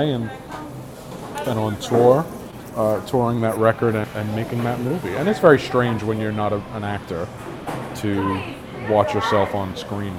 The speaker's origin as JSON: {"language": "English", "town": "New York City", "region": "New York", "country": "United States", "tie": "born or raised there", "said": "we grew up in New York City"}